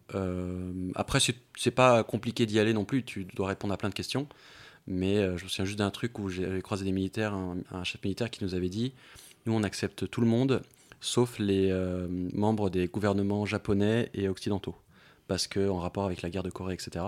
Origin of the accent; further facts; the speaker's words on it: Paris, Île-de-France, France; en tant que Parisien à Paris